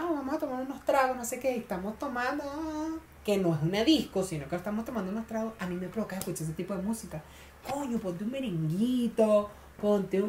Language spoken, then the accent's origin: Spanish; Venezuela; now in Chile; nuestro grupo éramos todos venezolanos